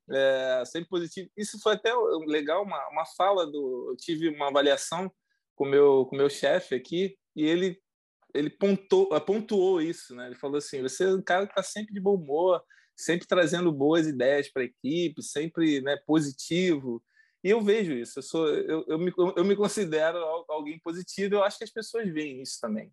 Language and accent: Portuguese; Mesquita, Rio de Janeiro, Brazil; moved away as an adult; also born or lived in Nilópolis, Brazil / Rio das Ostras, Brazil; now in Montreal, Canada; nós somos do Brasil, nós somos do Rio de Janeiro. Né? Nós somos da Baixada Fluminense, né? Do, de, de, uma cidade chamada Mesquita. Uhum. É, morei muito tempo lá